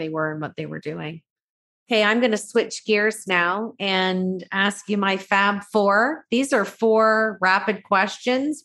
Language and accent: English; Canada; we are Canadian